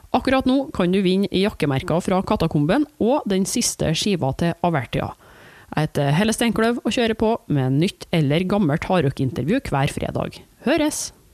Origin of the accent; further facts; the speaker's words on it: Trondheim, Trøndelag, Norway; accent: broad Trøndelag; moved away; Og jeg er fra Trondheim og har flytta fra Trondheim.